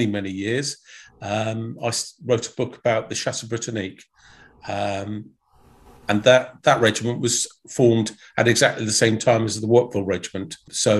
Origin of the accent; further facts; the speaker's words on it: Aldershot, South East England, United Kingdom; born from a military background, my father was an officer in the army. So I was born in Aldershot.